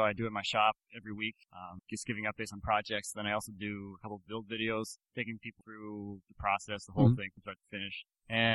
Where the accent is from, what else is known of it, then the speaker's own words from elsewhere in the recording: Minneapolis, Minnesota, United States; I'm from Minneapolis, or just outside of Minneapolis, Minnesota